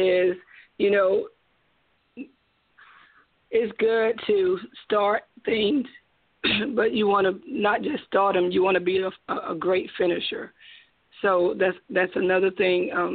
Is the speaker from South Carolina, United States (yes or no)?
yes; Spartanburg, South Carolina, United States; I'm from Spartanburg, South Carolina. I live here all my life